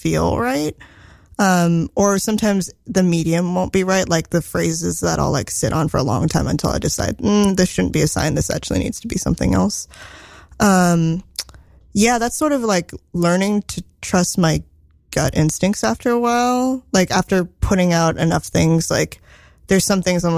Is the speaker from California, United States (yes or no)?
yes; Silicon Valley, Bay Area, California, United States; I grew up in Silicon Valley